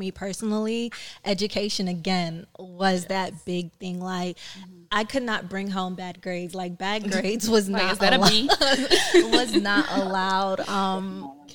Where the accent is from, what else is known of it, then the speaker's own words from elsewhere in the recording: New York City, New York, United States; my family is from Trinidad, which is a Caribbean island, and I was raised in Brooklyn, New York.